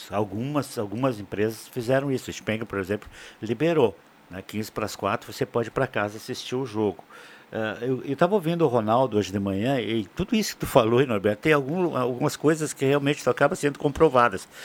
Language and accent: Portuguese; Brazil; eu acho que nós, mesmo como brasileiros, temos